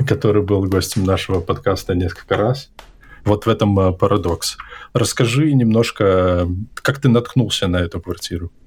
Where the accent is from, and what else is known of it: Hantsavichy, Brest Region, Belarus; born or raised there; moved away